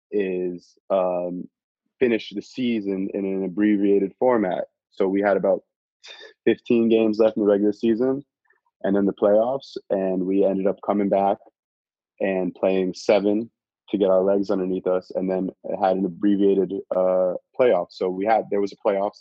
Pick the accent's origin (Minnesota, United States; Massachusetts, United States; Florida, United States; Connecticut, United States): Massachusetts, United States; Northampton; I'm from Northampton, Massachusetts. I'm a professional basketball player overseas.